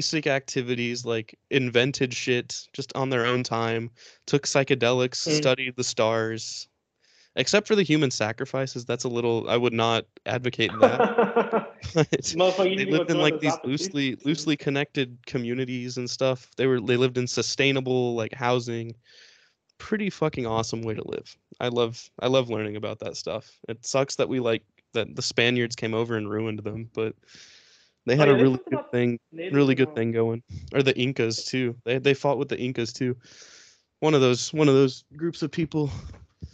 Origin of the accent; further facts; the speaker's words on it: Houston, Texas, United States; I'm from Houston.